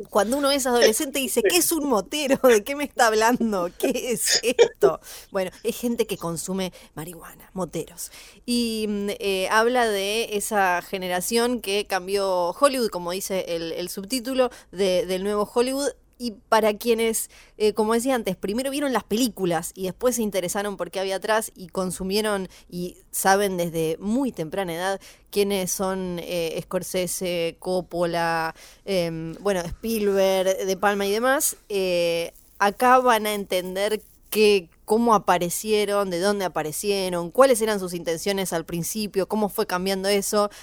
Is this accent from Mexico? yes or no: no; Ushuaia, Tierra del Fuego, Argentina; now in Buenos Aires, Argentina; yo soy de Ushuaia, Tierra del Fuego